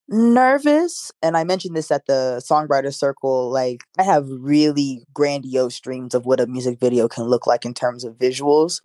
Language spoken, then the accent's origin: English; Florida, United States; I'm from Florida